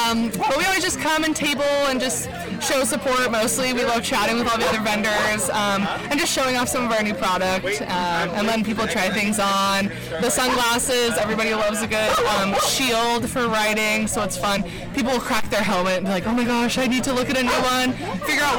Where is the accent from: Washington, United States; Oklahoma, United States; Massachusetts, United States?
Washington, United States; North Bend; I grew up in North Bend